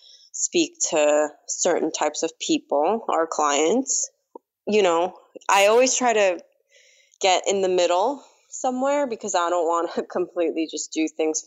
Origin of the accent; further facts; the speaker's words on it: New York City, New York, United States; English is a second language; also born or lived in South Korea; I grew up in Queens